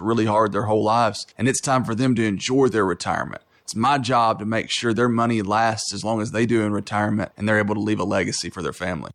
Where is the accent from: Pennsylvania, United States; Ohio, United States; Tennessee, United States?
Tennessee, United States; Knoxville; I was born and raised here in Knoxville